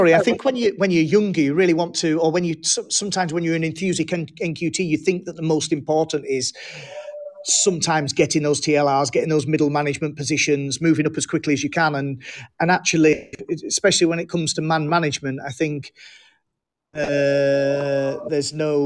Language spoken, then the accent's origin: English; England, United Kingdom; also born or lived in Germany; I was born in Germany to a with a military background. My father was in the army, and moved to England when I was five.